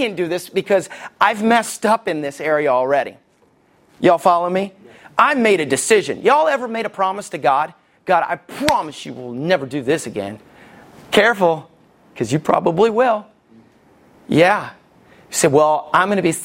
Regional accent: Somerville, Alabama, United States; I grew up in Somerville, Alabama.

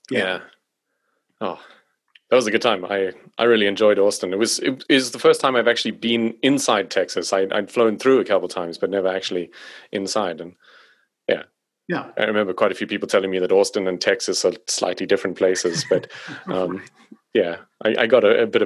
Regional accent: South Africa; accent: South African; apparently my accent is not very South African.

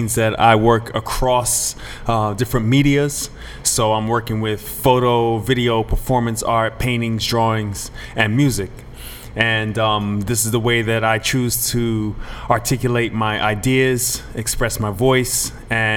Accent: Trinidad & Tobago; moved away; growing up in Trinidad

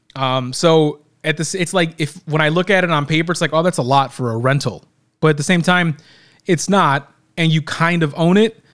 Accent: Illinois, United States; we're from Illinois

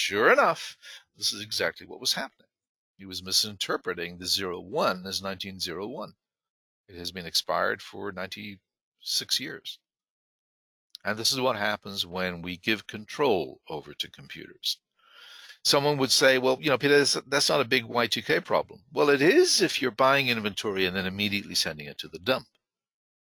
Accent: Ireland; moved away; I was not born there, but I was raised there, and I'm an Irish citizen

